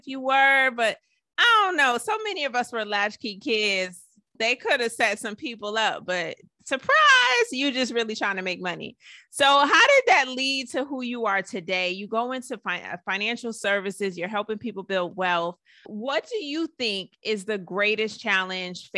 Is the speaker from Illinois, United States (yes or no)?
no; Georgia, United States; I grew up in Georgia